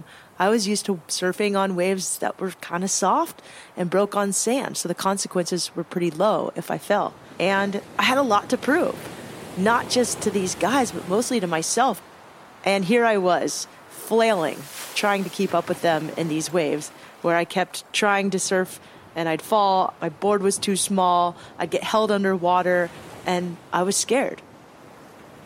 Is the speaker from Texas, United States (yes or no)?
no; Cardiff-by-the-Sea, California, United States; also born or lived in Solana Beach, California; I grew up in Cardiff by the Sea, California, on the beach